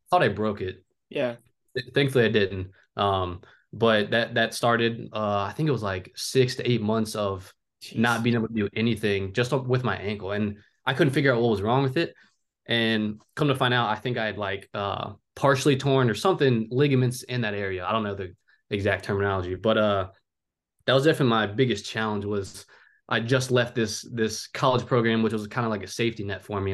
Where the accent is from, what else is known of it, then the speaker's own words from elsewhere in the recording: Cincinnati, Ohio, United States; also born or lived in Oahu, Hawaii; I'm from originally from Oahu, Hawaii, um, but I've lived in Cincinnati, Ohio, pretty much just about my whole life